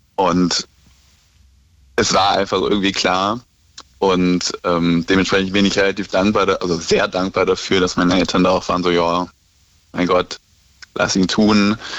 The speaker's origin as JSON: {"language": "German", "area": "near Cologne", "region": "North Rhine-Westphalia", "country": "Germany", "said": "ich komme aus der Nähe von Köln"}